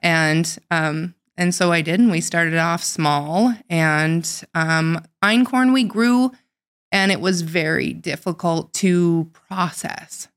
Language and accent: English; North Dakota, United States; I grew up in North Dakota, but not on a farm.